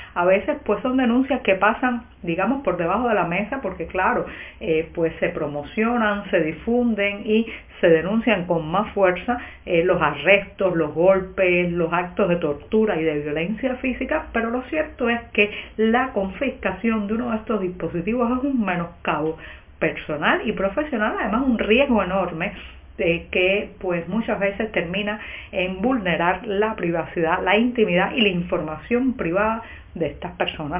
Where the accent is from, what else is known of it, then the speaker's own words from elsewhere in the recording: Cuba; cubana, periodista, ciudadana